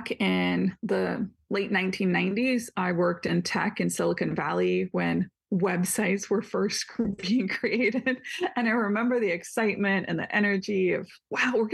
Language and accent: English; India; now in Washington, United States; I live in Washington. I'm Indian